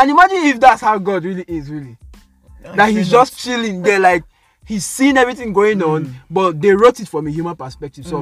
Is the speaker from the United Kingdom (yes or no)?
no; Nigeria; I'm Nigerian